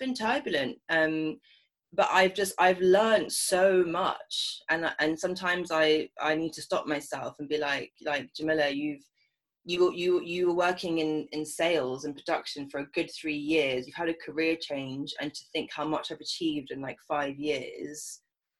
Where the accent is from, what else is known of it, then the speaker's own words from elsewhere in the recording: London, United Kingdom; growing up in London as a mixed race woman